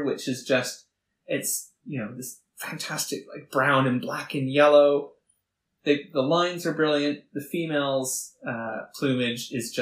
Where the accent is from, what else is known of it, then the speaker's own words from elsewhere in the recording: Canada; moved away as an adult; now in United Kingdom; I'm from Canada, if you couldn't tell from the accent. When I moved to the UK about 7 years ago